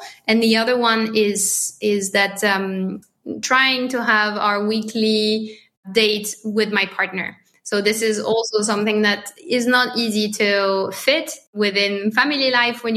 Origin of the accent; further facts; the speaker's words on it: France; accent: French; English is a second language; my French accent